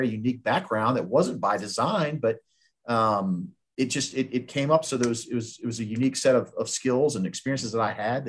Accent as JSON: {"language": "English", "town": "Richmond", "region": "Virginia", "country": "United States", "tie": "born or raised there", "said": "So my good friend who lives out in California, I grew up with him in Richmond."}